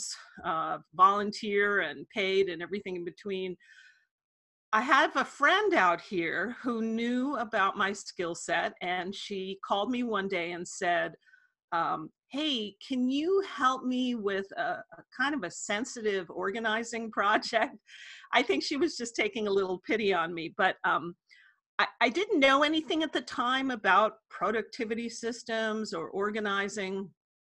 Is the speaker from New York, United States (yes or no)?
yes; New York City, New York, United States; moved away as an adult; also born or lived in San Francisco; I grew up in Manhattan, and I studied journalism at NYU